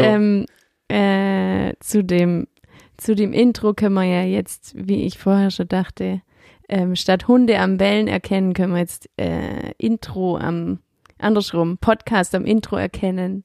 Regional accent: Swabia, Baden-Württemberg, Germany; accent: Swabian; ich rede komplett Schwäbisch

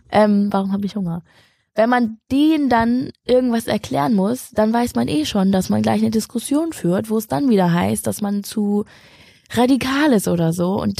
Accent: Schleswig-Holstein, Germany; Ich bin aufgewachsen in Schleswig-Holstein mit Nazis

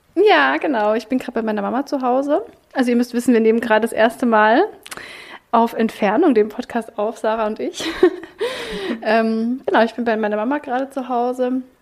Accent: Baden-Württemberg, Germany; now in Berlin, Germany; ich komme ja eigentlich aus Baden-Württemberg

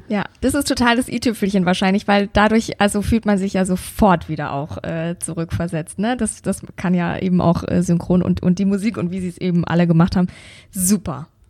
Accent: Bavaria, Germany; bei uns in Bayern

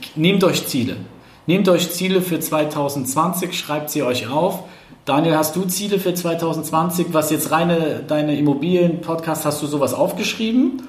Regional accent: eastern Germany, Germany; ich komme ja aus dem, aus dem Osten Deutschlands

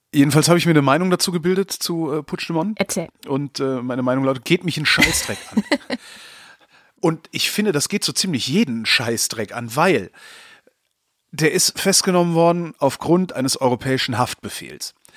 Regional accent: Germany; uns, also als Deutsche

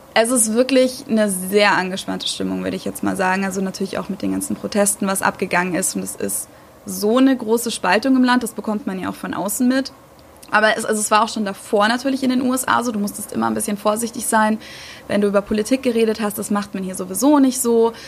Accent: Germany; moved away as an adult; now in United States; ich als Deutsche

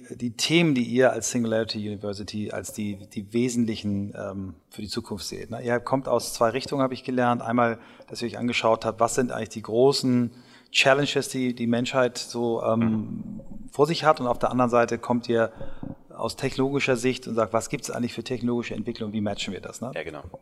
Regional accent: Germany; wir als Deutsche ja doch echt eine spezielle Beziehung Klar. haben

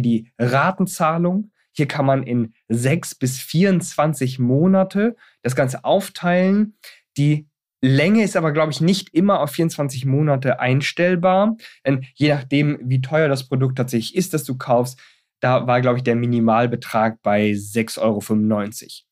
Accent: Germany; bei uns in Deutschland

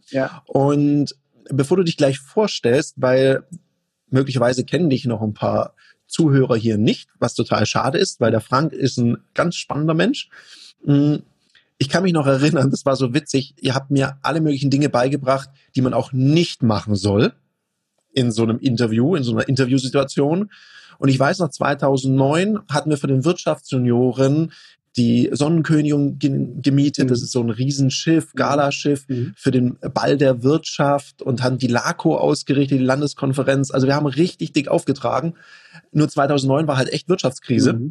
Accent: Konstanz, Baden-Württemberg, Germany; moved away; Ja, also ich komme ja ursprünglich aus Konstanz am Bodensee, ja.

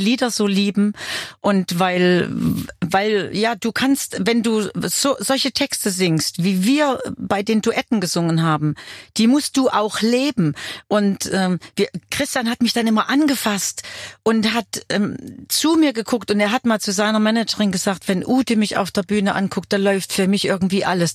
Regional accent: Weimar, Thuringia, Germany; moved away as an adult; Ich komme zurück in meine Heimatstadt.

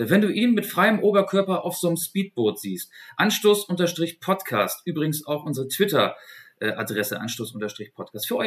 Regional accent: Hamburg, Germany; ich bin Journalist. Ich berichte hier über die Fußball-Europameisterschaft. Ich komme aus Hamburg

